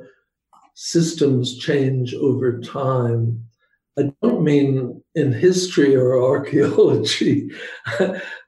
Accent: Belfast, Northern Ireland, United Kingdom; moved away as an adult; also born or lived in England / Michigan; now in United States; I grew up in Northern Ireland in Belfast, and that itself was an education.

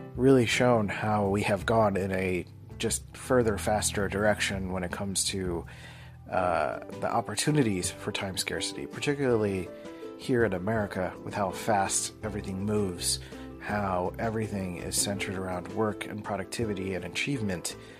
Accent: Philadelphia, Pennsylvania, United States; I grew up in Philly and they're called Mac machines.

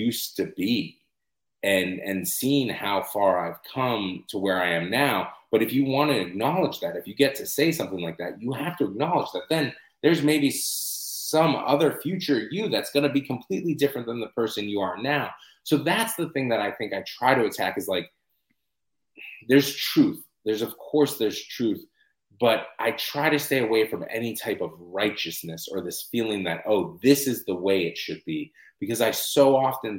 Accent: United States; I'm an American writer

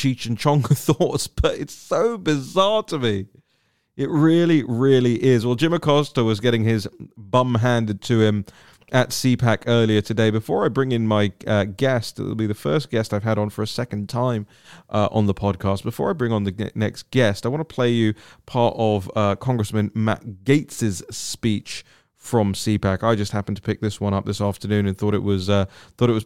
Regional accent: United Kingdom; I'm British

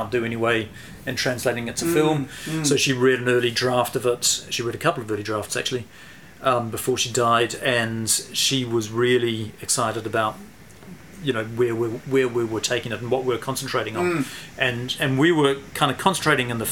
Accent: Christchurch, Canterbury, New Zealand; also born or lived in Singapore / Geraldine; We came back from Singapore, went to Geraldine, lived in Geraldine for 5 years, and then came up to Christchurch

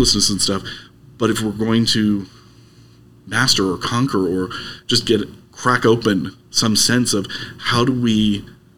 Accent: Lancaster, Pennsylvania, United States; also born or lived in Massachusetts; now in Arizona, United States; I'm from Lancaster originally

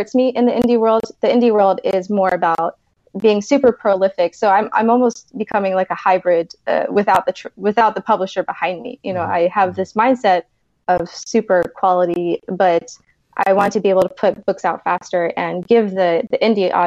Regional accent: Key West, Florida, United States; I grew up on an island. I'm from Key West, Florida.

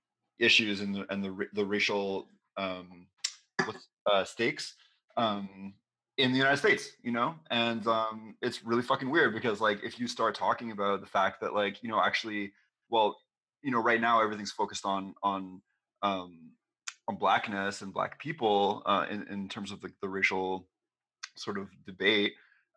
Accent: Canada; now in Quebec, Canada; we're Canadian

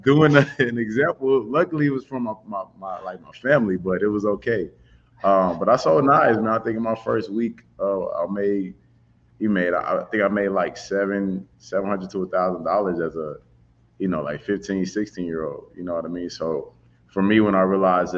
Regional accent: St. Louis, Missouri, United States; growing up in St. Louis, Missouri, that's where I'm from

